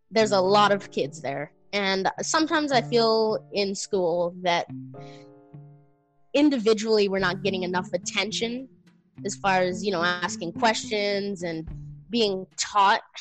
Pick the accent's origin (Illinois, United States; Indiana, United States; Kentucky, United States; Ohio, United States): Illinois, United States; born or raised there